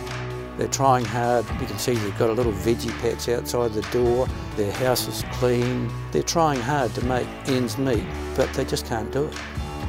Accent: Timaru, Canterbury, New Zealand; moved away as an adult; also born or lived in Christchurch / Hawke's Bay; Well, I'm from Timaru originally, born there, went to school there, went to university in Christchurch, and then moved to Hawke's Bay for my first job

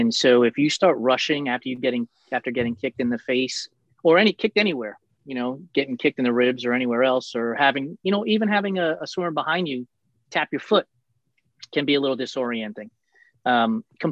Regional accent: New York City, New York, United States; As a kid growing up in New York and in and around New York City

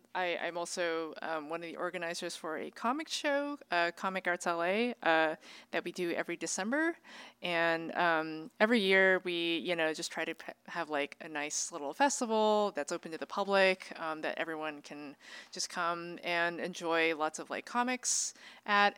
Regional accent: Bay Area, California, United States; I grew up, um, in a, in a community, uh, in the Bay Area

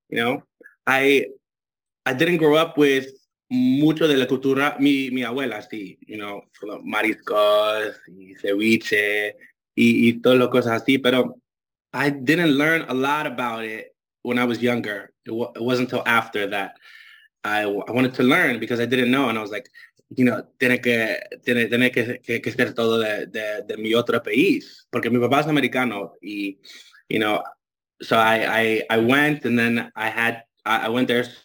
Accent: Dominican Republic; accent: Dominican; Spanish is a second language; Tengo acento dominicano, no sé por qué, porque todos mis, todo, ah, de mis, amigas y mi mamá son dominicanos.

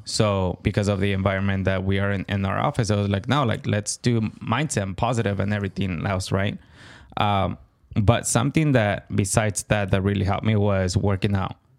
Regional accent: California, United States; I am Californian

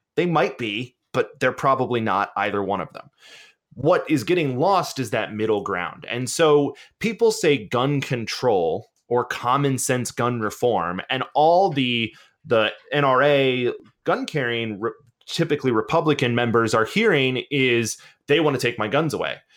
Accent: Georgia, United States; I'm from Georgia. I grew up in the woods

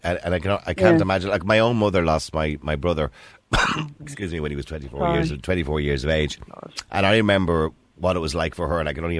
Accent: Ireland; Because, you know, we're Irish, and we Irish people

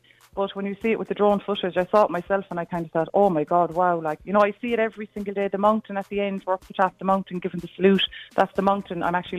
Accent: Cork, Munster, Ireland; now in Blennerville, Ireland; I'm from Cork, from the Glen in Cork City.

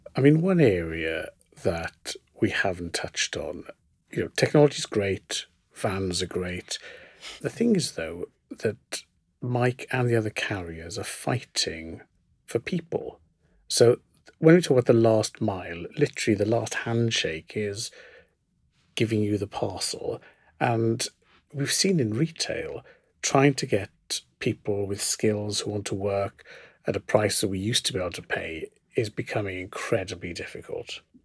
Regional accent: South Wales, United Kingdom; I grew up in South Wales in the nineteen seventies

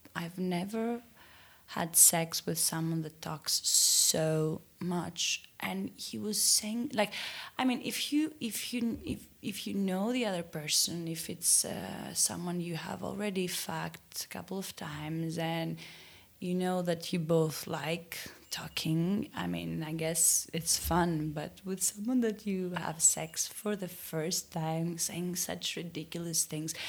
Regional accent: Athens, Attica, Greece; I'm from Athens

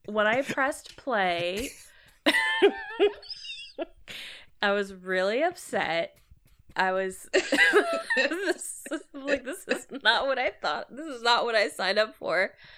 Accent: Maryland, United States; now in Chicago, United States; I live in Chicago, but I'm from Maryland, East, East Coast

